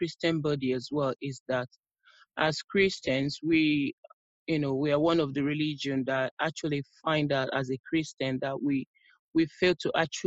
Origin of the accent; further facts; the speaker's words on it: Nigeria; now in London, United Kingdom; I'm originally from Nigeria, but I'm based in the United Kingdom, London to be precise.